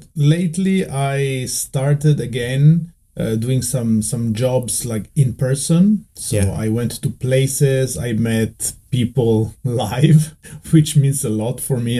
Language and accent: English; Veneto, Italy; English is a second language; And I moved to Venice, the kind of the biggest city closer to my hometown to study at the university.